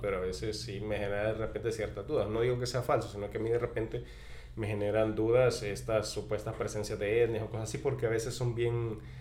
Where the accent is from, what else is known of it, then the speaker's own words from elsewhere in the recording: Chalatenango, El Salvador; en mi pueblo hay un cerro que se llama Carranchagua